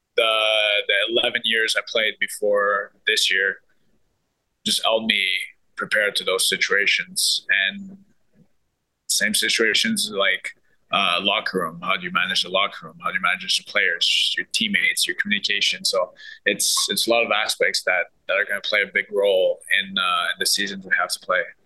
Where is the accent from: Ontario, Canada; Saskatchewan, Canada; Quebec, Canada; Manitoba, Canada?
Quebec, Canada; Montreal; born or raised there; now in Ottawa, Canada